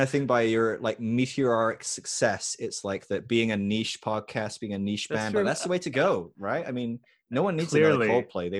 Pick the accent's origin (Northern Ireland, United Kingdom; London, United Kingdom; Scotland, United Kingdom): Scotland, United Kingdom; I'm a Scot as well, so.